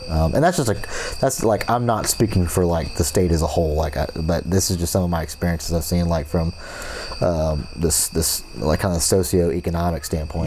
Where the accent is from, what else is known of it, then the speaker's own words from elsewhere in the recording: Fort Myers, Florida, United States; also born or lived in St. Petersburg, Florida; now in Mississippi, United States; obviously grew up in Florida. Um, grew, uh, born in St. Petersburg, moved to Fort Myers. Most of my um, actual childhood